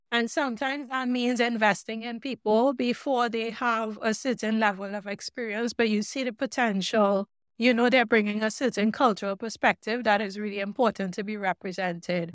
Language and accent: English; Trinidad & Tobago; moved away; also born or lived in Oregon, United States; I grew up in Trinidad and the Caribbean